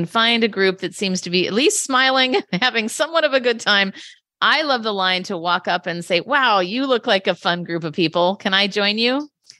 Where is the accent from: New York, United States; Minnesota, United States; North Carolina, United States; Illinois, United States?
Minnesota, United States; Minneapolis; now in San Francisco, United States; I'm originally from Minneapolis, but now I live in San Francisco.